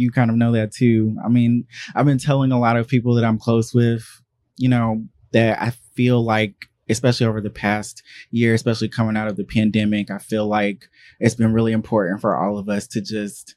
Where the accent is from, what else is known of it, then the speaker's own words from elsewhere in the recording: Charlotte, North Carolina, United States; I'm from Charlotte, North Carolina